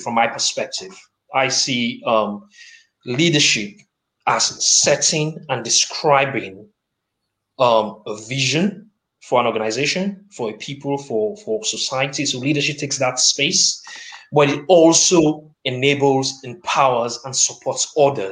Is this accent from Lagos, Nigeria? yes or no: yes; Lagos, Nigeria; moved away as an adult; now in Nottingham, United Kingdom; I am proudly Nigerian, born and battered in the great city of Lagos. But I'm also British, and I have a strong commitment to my adopted city of Nottingham